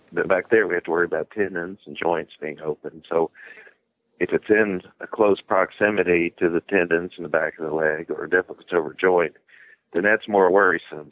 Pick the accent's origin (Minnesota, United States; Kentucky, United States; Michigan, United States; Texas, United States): Kentucky, United States; Bardstown; I'm from Bardstown, Kentucky